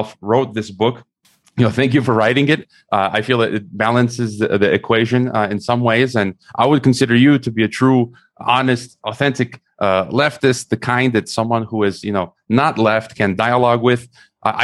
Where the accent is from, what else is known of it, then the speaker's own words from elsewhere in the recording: United States; I was raised in America